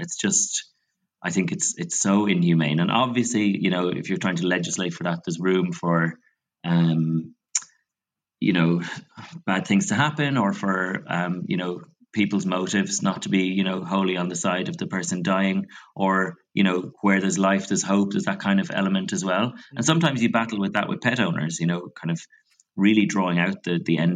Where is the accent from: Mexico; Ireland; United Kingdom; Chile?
Ireland; growing up in Catholic Ireland